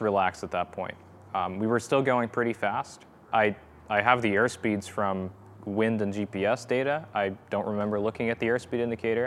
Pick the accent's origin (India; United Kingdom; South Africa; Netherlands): Netherlands; moved away as an adult; now in Virginia, United States; I'm originally from the Netherlands